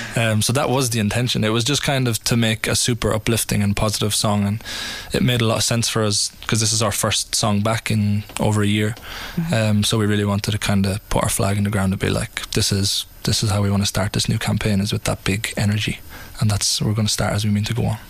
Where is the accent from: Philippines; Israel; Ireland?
Ireland; we are Irish